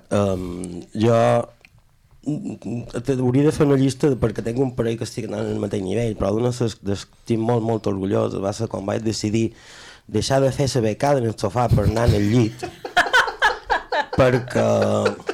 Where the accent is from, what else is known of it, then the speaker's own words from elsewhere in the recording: Mallorca, Balearic Islands, Spain; jo som, som més mallorquí que les espredanyes d'Espart